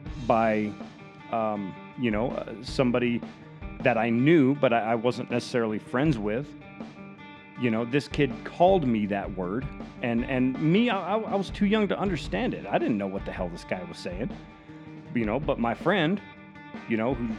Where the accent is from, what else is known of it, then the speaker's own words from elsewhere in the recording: Texas, United States; also born or lived in Oklahoma; growing up in Texas and Oklahoma and around that area